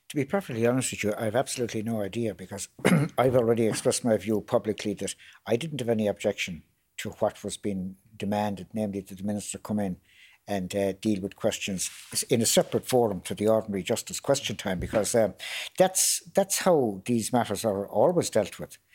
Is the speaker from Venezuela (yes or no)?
no; Limerick, Munster, Ireland; my hometown of Limerick